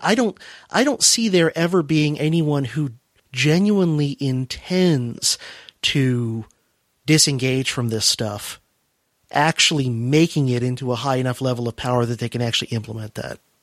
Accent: United States; I'm an American

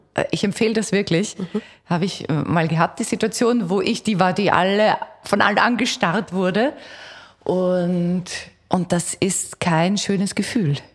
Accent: Austria; now in Vienna, Austria; ich bin zum Beispiel am Land aufgewachsen

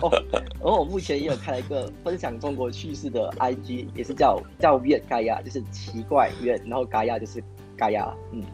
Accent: Kuala Lumpur, Malaysia; also born or lived in Beijing; 我是来自吉隆坡，然后我也是读中生

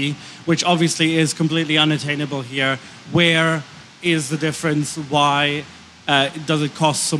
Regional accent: Germany; now in United Kingdom; I'm from Germany

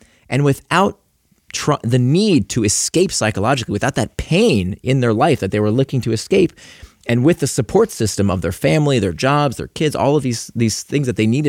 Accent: Florida, United States; Like, I grew up in Central Florida, very conservative part of the country.

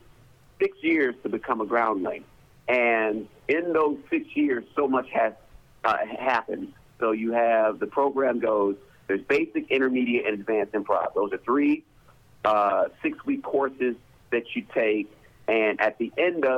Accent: Detroit, Michigan, United States; moved away; back in Detroit, I'm from Detroit.

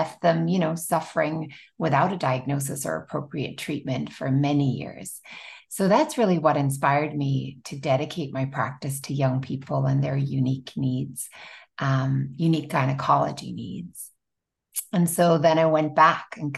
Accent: Limerick, Munster, Ireland; moved away as an adult; now in Orlando, United States; I'm actually Irish, born and raised. I went to medical school there

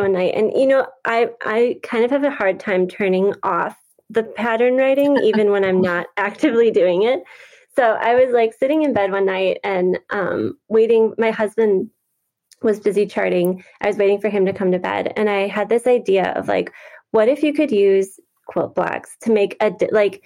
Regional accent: Wisconsin, United States; I have been born and raised in Wisconsin and there's lots of lakes here

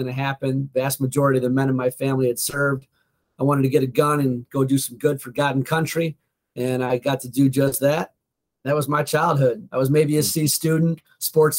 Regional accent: Oakbrook Terrace, Illinois, United States; I was born in Oak Brook Terrace, which is about a suburb about 20 minutes outside of Chicago. Middle class at best, blue collar

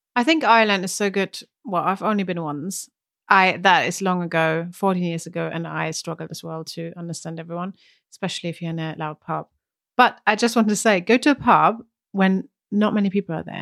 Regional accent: Germany; English is a second language; moved away; from Germany

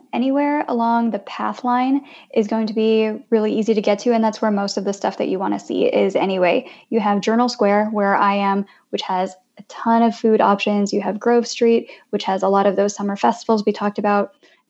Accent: Philippines; now in Jersey City, United States; And so I'm Filipina, so I'm so excited about all of the Filipino food options that we have here.

